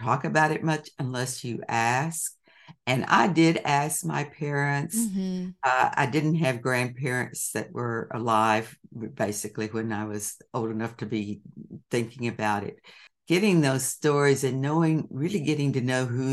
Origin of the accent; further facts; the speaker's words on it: Texas, United States; growing up in Texas in the time that I did